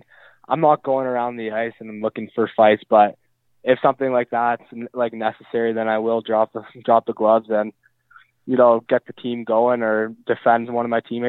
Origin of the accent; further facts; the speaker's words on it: North Vancouver, British Columbia, Canada; I'm actually born and raised in North Vancouver, British Columbia.